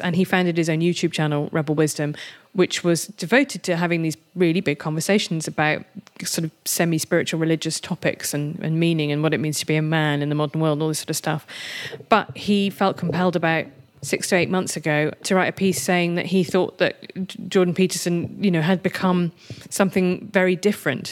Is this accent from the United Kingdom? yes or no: yes; United Kingdom; I'm British and European rather than American